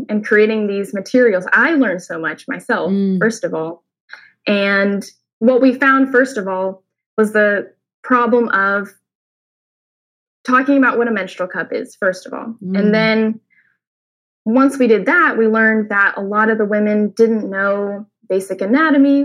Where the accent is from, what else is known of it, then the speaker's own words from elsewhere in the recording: Oklahoma, United States; moved away as an adult; now in Indiana, United States; I'm originally from Oklahoma, and I studied at the University of Oklahoma in environmental studies, pre-medicine.